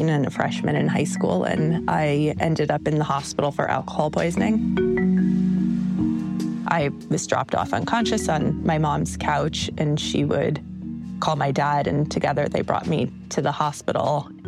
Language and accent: English; Jackson, Mississippi, United States; born there; I was born in 81 in Jackson, Mississippi.